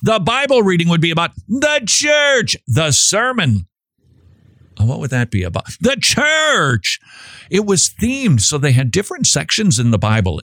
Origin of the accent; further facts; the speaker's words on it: Minnesota, United States; I'm from Minnesota